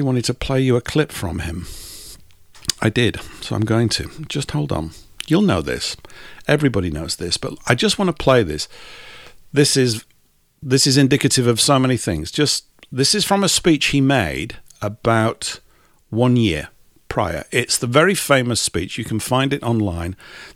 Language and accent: English; England, United Kingdom; we're English